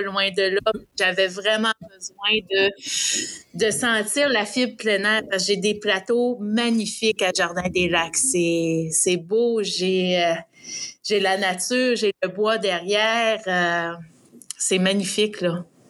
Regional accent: Saint-Romuald, Quebec, Canada; moved away as an adult; now in Sherbrooke, Canada; moi, je suis une native de Québec, sur la rive sud de Saint-Romuald, un petit village.

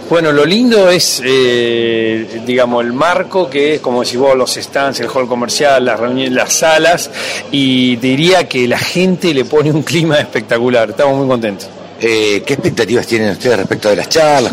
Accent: Argentina; como país

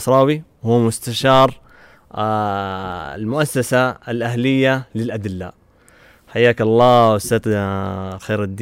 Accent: Medina, Medina Province, Saudi Arabia; انا من اهل المدينه

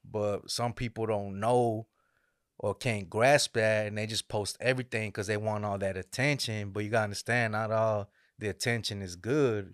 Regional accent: Dallas, Texas, United States; raised in Dallas, Texas

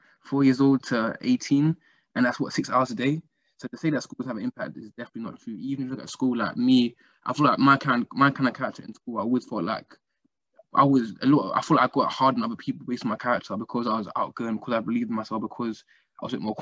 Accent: London, United Kingdom; growing up in London

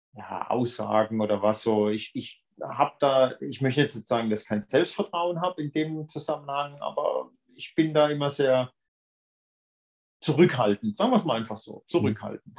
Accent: Brühl, Germany; moved away; das war in meinem Heimatort. Also aus dem Ort in Brühl ist das, wo ich eigentlich herkomme

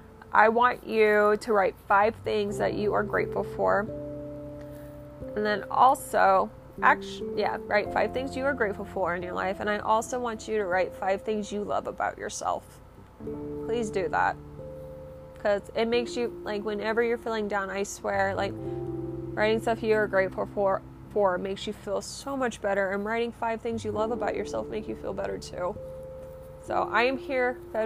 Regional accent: Orlando, Florida, United States; We're from Orlando, Florida.

